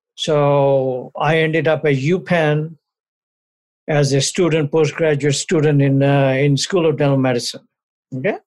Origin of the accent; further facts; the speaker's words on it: India; moved away as an adult; also born or lived in New Delhi, India / Amritsar, Punjab, India / Chicago, United States; now in United States; I was born born in India, raised there for the first 21 years